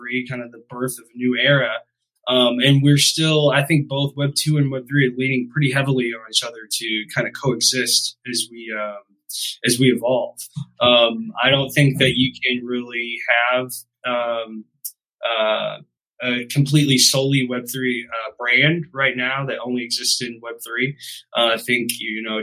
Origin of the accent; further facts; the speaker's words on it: St. Louis, Missouri, United States; I'm hailing from St. Louis, Missouri.